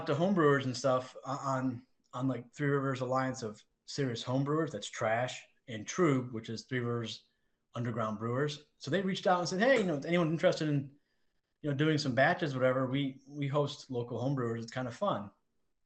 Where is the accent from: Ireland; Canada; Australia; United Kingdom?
United Kingdom; England; I'm English.